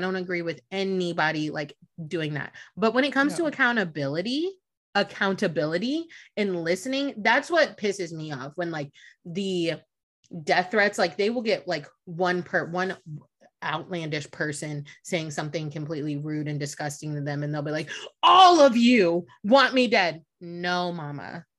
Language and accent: English; Italy; born there; also born or lived in Germany; I was born in Italy. I lived in Germany. Like, I'm worldwide.